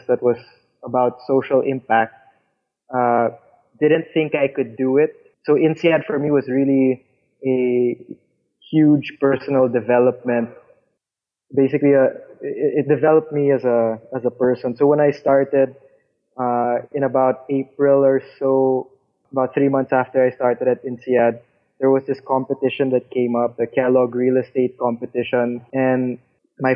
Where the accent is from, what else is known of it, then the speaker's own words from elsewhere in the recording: Philippines; I'm from the Philippines